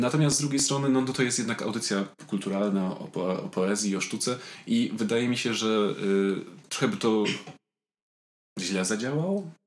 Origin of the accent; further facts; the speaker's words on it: Tarnowskie Góry, Silesian Voivodeship, Poland; now in Warsaw, Poland; jestem z Tarnowskiej Góry i do Tarnowskich Gór pałam wielką miłością.